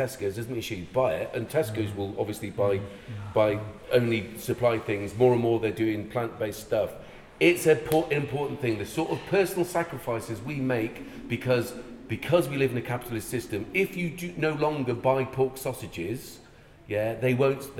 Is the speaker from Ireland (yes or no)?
yes; Ireland; moved away; I'm Irish.